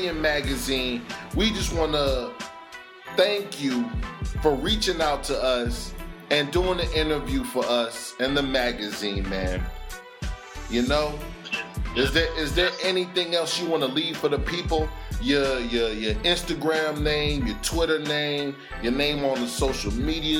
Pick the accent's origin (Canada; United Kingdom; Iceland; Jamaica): Jamaica; I'm Jamaican